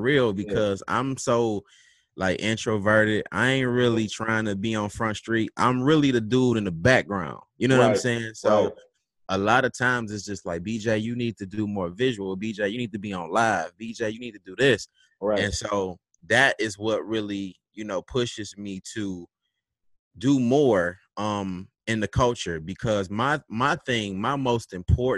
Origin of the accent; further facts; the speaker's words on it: Detroit, Michigan, United States; I represent Detroit. I'm from the West Side, 7 Mile